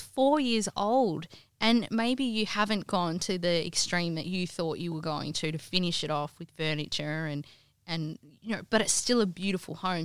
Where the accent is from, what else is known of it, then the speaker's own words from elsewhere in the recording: Kalgoorlie, Western Australia, Australia; moved away as an adult; now in Perth, Australia; I grew up in the goldfields. Um, my parents had a real estate agency growing up in Kalgoorlie